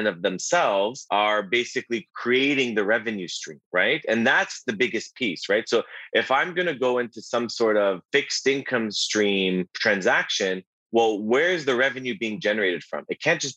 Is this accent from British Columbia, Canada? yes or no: no; Toronto, Ontario, Canada; I was born and raised here in Toronto